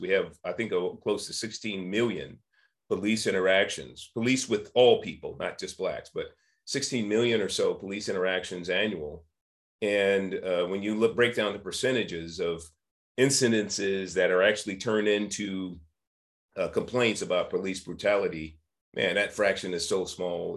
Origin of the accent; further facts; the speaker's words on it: San Francisco, California, United States; I was born and raised in San Francisco and Hunters Point in the 1960s